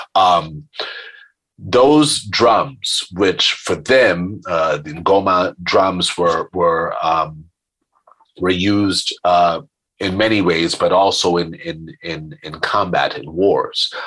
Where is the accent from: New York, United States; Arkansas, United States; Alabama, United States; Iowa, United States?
New York, United States; I, am a New Yorker. I grew up in New York